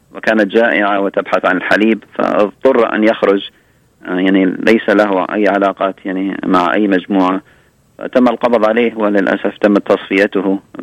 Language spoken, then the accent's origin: Arabic; Libya; moved away; ذهبت الى ليبيا لان بلدي الام